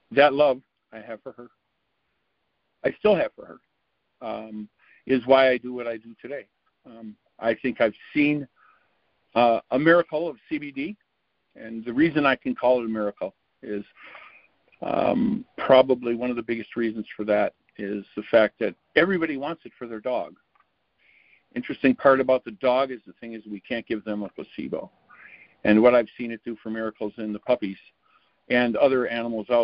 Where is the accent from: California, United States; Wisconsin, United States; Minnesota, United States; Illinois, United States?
Wisconsin, United States; I'm a gentleman from Wisconsin